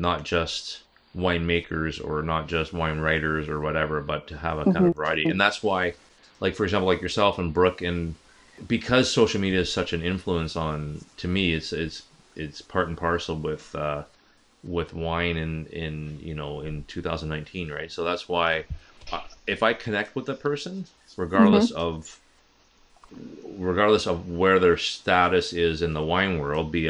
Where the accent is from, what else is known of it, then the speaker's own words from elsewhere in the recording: East Coast, United States; moved away; I grew up on the East Coast as well back in the day